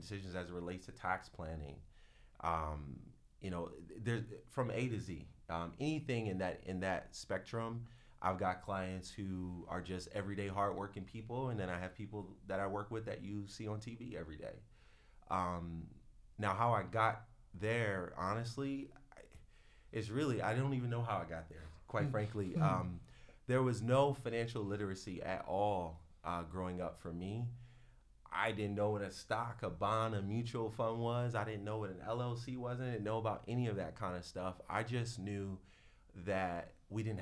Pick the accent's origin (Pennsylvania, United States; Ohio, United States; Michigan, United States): Pennsylvania, United States; Philadelphia; I'm from Philly, you know, born and bred